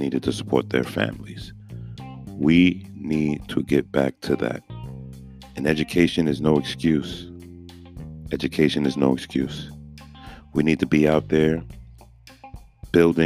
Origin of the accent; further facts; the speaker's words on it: New York City, New York, United States; moved away; I'm from Brooklyn